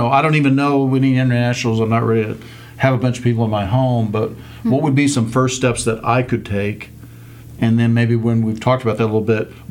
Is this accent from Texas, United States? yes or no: yes; Dallas, Texas, United States; I grew up here in Dallas